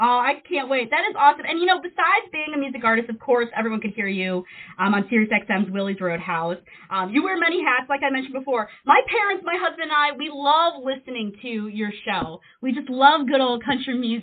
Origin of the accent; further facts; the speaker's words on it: Bartlett, Illinois, United States; moved away; I'm actually born and raised in Illinois by O'Hare Airport over there in Bartlett, Illinois